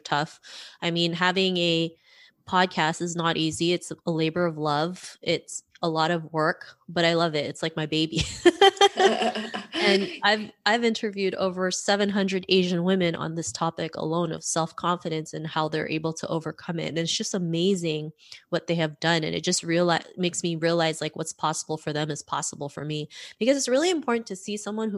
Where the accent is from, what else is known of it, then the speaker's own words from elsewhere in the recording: Toronto, Ontario, Canada; also born or lived in Philippines; I grew up in Toronto, Canada